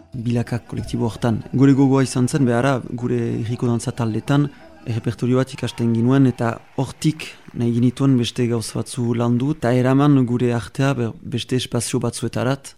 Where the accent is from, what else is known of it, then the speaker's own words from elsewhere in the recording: Bayonne, Nouvelle-Aquitaine, France; Basque is a second language; Bayonesa, sortzez